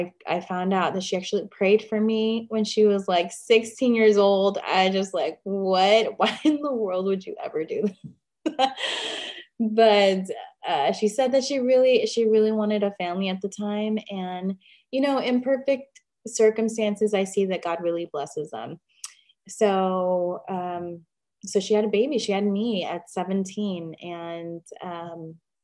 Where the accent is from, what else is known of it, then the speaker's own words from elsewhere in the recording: Chicago, Illinois, United States; also born or lived in Pilsen, Chicago; I grew up in Chicago. Chicago is my hometown.